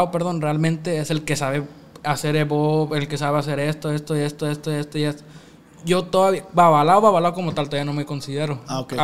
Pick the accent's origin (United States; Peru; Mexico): United States; born there; pues yo tengo la gracia, gracias a Dios nací allá en Estados Unidos, pues voy y voy, hago la obra allá, ¿me entiendes?